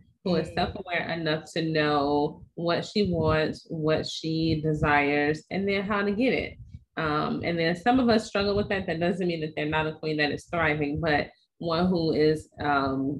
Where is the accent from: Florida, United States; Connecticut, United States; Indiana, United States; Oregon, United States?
Indiana, United States; East Chicago; now in North Carolina, United States; I'm originally from East Chicago, Indiana, which is sandwiched between Chicago and Gary